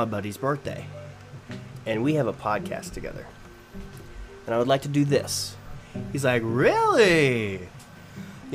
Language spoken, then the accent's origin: English; Iowa, United States; We're from Iowa.